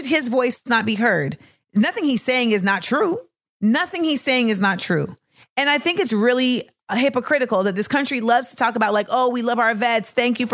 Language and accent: English; United States; as an American